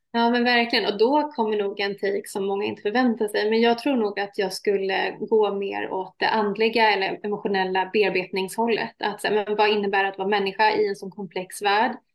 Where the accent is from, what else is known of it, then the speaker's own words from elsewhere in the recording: Sweden; also born or lived in Iraq; Jag är halvsvensk, halvirakier